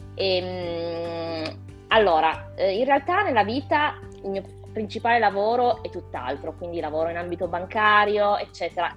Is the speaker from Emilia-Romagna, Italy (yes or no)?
no; Turin, Piedmont, Italy; io sono di Torino